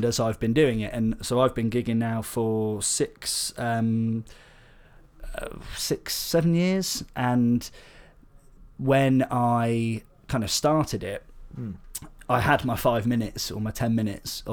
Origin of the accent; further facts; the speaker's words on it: Devon, South West England, United Kingdom; also born or lived in Bath; I grew up in Devon, but I moved to Bath